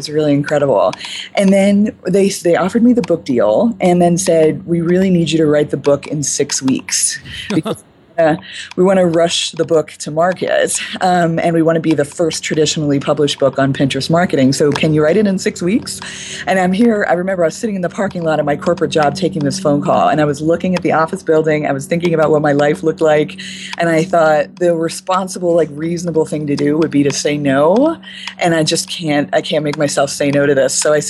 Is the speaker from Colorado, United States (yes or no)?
yes; Boulder, Colorado, United States; I'm from Boulder. We do that kind of talk a lot.